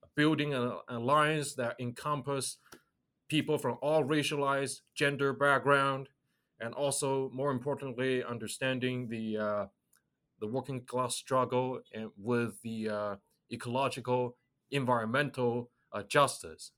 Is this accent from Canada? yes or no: no; China; moved away as an adult; I grew up in China.